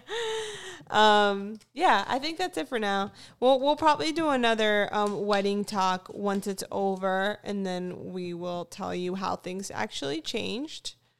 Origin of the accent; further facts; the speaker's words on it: Fort Lauderdale, Florida, United States; moved away; I actually am from Fort Lauderdale, Florida. So I originally grew up in South Florida.